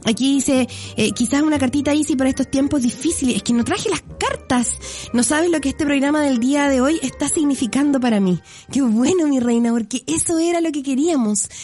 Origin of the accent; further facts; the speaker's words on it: Chile; Todos somos chilenos